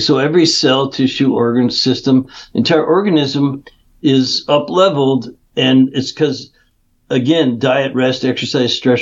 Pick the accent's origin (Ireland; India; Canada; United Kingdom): Canada; moved away as an adult; now in California, United States; I grew up in Canada, even though I've been in California 30 years.